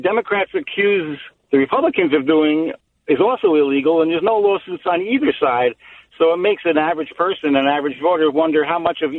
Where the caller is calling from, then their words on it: New Jersey, United States; I'm from New Jersey.